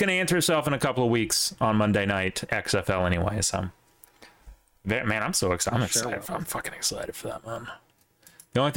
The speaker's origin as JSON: {"language": "English", "region": "the South", "country": "United States", "tie": "born or raised there", "said": "growing up in the South"}